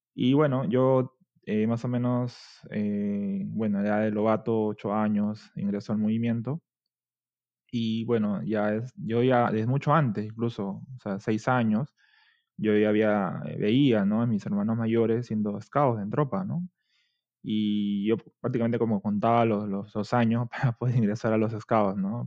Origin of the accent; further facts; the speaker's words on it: Lima, Peru; Yo soy de Barranco, distrito, es un distrito bastante turístico en Perú